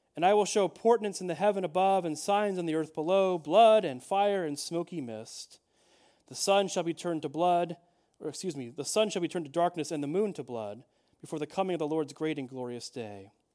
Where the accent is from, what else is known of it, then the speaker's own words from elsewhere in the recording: Chicago, Illinois, United States; I'm a Chicagoan at heart